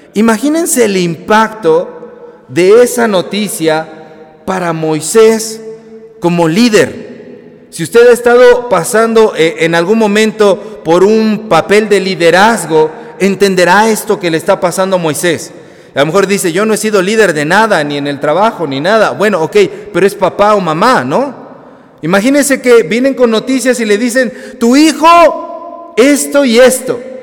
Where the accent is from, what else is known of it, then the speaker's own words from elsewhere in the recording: Mexico; esos somos los mexicanos